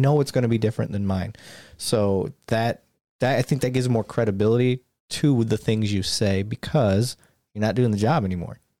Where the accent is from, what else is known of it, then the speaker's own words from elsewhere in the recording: Flint, Michigan, United States; growing up around Flint